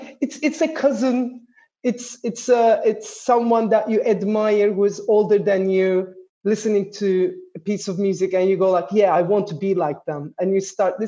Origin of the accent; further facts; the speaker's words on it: Istanbul, Turkey; also born or lived in Ankara; I was born in Ankara, but I was brought up in Istanbul in Turkey